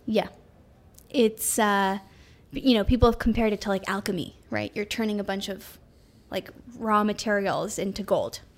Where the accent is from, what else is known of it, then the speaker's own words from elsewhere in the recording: New York City, New York, United States; I grew up in New York City